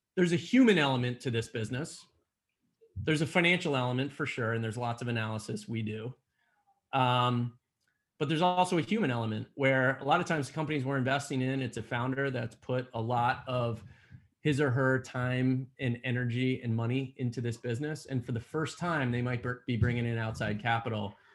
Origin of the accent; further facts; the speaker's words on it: Allentown, Pennsylvania, United States; born and raised in Allentown, Pennsylvania